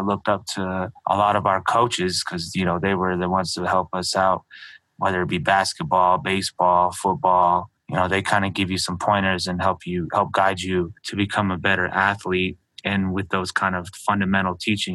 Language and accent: English; Albuquerque, New Mexico, United States; also born or lived in Navajo Nation reservation, New Mexico; I was born and raised in Albuquerque, New Mexico. Then I moved to the reservation at a young age